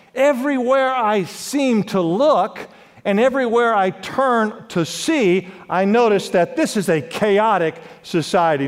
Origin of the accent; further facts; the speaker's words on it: Los Angeles, California, United States; I grew up in Los Angeles, California